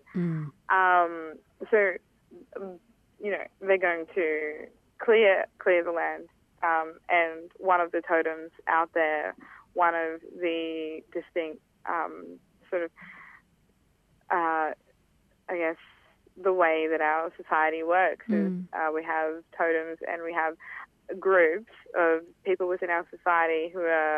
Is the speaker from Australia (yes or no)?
yes; Wangan and Jagalingu country, central Queensland, Australia; I come from Wangan and Jagalingu country in central Queensland